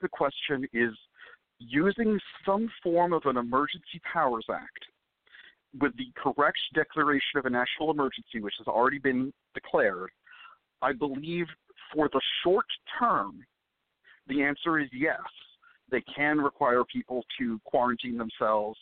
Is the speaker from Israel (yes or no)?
yes; Israel; now in Dallas, United States; I'm Jewish and I was born in Israel